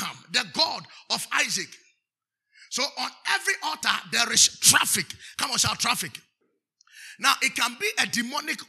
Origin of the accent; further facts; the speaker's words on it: Nzema, Western Region, Ghana; I'm from Nzema